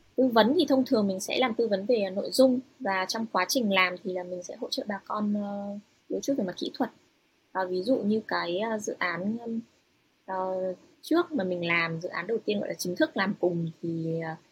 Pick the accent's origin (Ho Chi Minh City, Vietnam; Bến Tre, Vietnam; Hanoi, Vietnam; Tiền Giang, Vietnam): Hanoi, Vietnam; moved away as an adult; also born or lived in United States / Europe; now in Japan; mình là người Kinh ở Việt Nam mà lại còn sinh sống ở Hà Nội